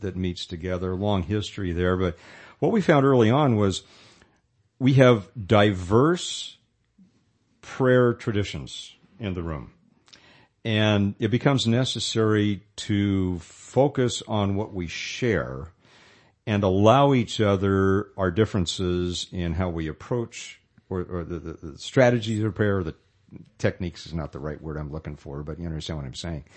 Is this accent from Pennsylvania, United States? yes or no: no; Modesto, California, United States; I was from Modesto